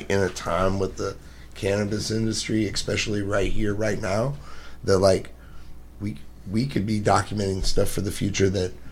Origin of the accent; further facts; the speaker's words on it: Columbia, Missouri, United States; moved away; coming from Columbia, I'm not from St. Louis